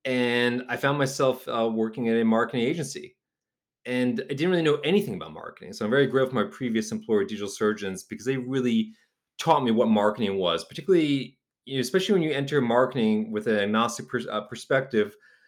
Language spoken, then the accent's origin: English; New Haven, Connecticut, United States; I actually worked at a digital marketing agency where I'm from New Haven, Connecticut.